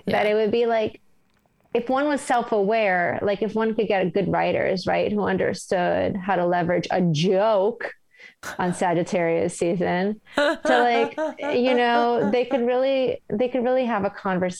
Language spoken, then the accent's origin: English; New York, United States; As a New Yorker, it just rubbed me the wrong way.